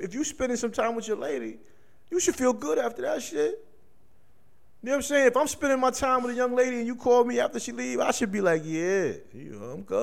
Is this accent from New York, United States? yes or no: yes; New York, United States; moved away; I was different growing up in New York.